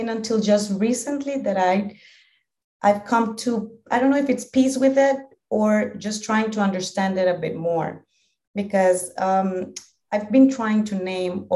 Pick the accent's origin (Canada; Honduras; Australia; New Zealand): Honduras; English is a second language; also born or lived in Spain; I'm from Honduras, a small country in Central America, in the heart of Central America. I've lived here all my life